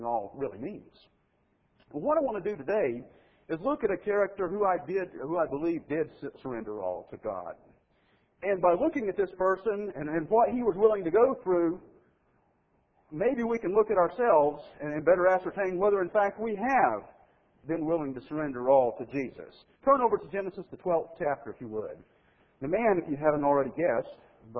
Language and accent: English; Mississippi, United States; moved away; I grew up in Mississippi